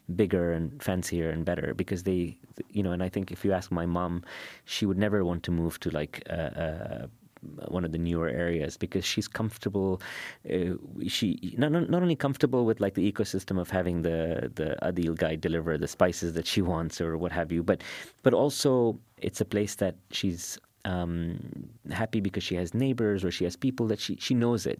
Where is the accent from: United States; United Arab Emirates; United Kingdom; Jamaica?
United Arab Emirates; Dubai; I grew up in Karama and I live in Bur Dubai